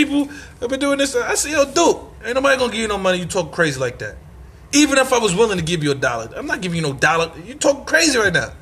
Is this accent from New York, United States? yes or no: yes; New York City, New York, United States; I'm from Marcy Projects, Bed-Stuy, Brooklyn. Bed-Stuy, Brooklyn, New York City